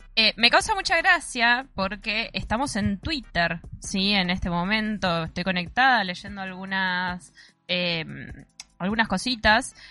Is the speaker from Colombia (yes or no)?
no; Mar del Plata, Buenos Aires Province, Argentina; digo cosas que solamente se dicen acá en Mar del Plata